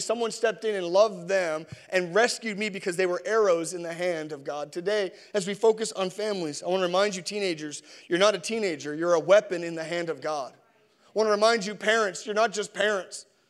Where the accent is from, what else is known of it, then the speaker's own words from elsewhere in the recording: Newfoundland and Labrador, Canada; I'm from Newfoundland